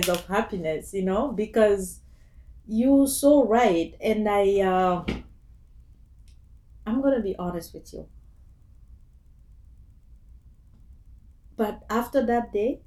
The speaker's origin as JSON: {"language": "English", "country": "Guinea", "tie": "born or raised there", "moved": "as an adult", "lives_now": "Toronto, Canada", "said": "I'm from Guinea, West Africa. Born and raised there, and I came to Canada 13 years ago"}